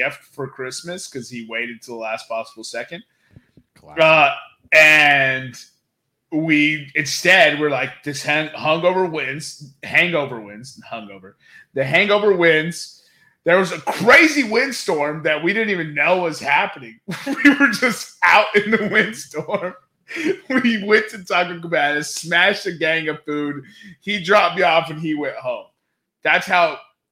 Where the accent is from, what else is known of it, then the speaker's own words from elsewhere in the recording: Texas, United States; in my hometown, there's this, not necessarily local joint, John, but local, it's a local chain John. So it's really like Texas is the only place I ran into it